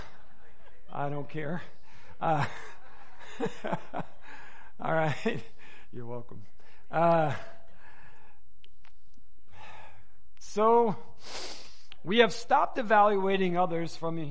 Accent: Michigan, United States; now in Arizona, United States; I'm from Michigan.

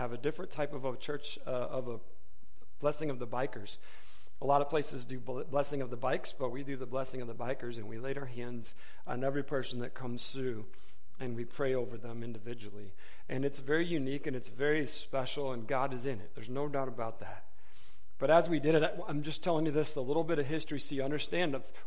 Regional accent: Wayne, Michigan, United States; moved away as an adult; now in Tucson, United States; we moved from Detroit, Michigan area, a city called Wayne, where the Detroit Metro Airport is. We lived right by there. We were both raised in that area

